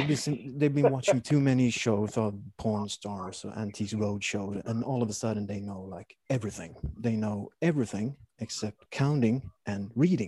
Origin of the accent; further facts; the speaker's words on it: Sweden; also born or lived in Stockholm / Kalmar; I'm from Sweden